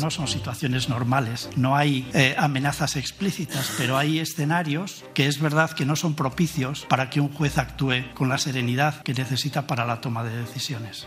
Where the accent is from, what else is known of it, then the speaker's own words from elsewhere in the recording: Conca de Barberà, Catalonia, Spain; el d'on vaig néixer, a la Conca de Barberà